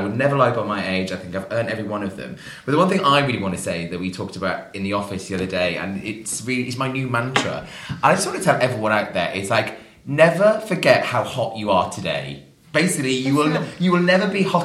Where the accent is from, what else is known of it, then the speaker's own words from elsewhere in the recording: United Kingdom; as British people